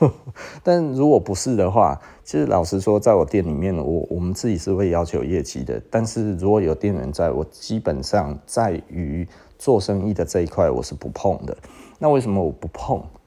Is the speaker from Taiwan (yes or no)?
yes; Taiwan; 我们台湾人的这种台湾牛的个性